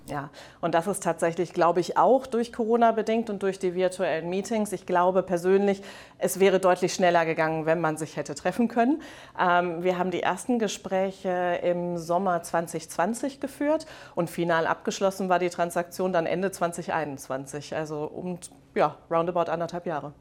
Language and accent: German; Rhineland, Germany; moved away as an adult; also born or lived in Netherlands; ich komme ursprünglich aus dem Rheinland